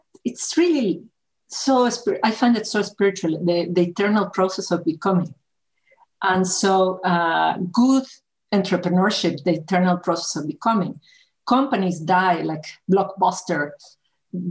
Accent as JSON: {"language": "English", "country": "Mexico", "tie": "born or raised there", "said": "I was born in Mexico"}